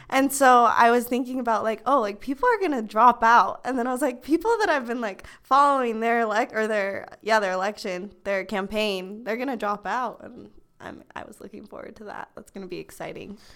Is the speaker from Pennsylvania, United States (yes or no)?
no; Pleasant Grove, Utah, United States; also born or lived in Lindon, Utah; I'm from Pleasant Grove, Utah. I'm from Linden, Utah, but I claim Pleasant Grove. I've lived here my whole entire life